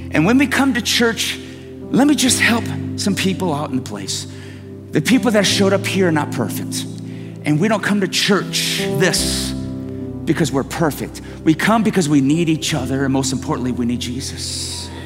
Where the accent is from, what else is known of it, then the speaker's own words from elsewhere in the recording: Detroit, Michigan, United States; I'm from Detroit